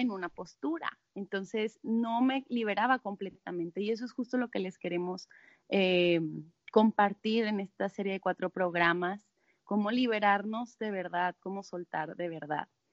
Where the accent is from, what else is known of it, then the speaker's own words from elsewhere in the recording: Monterrey, Nuevo León, Mexico; yo soy de Monterrey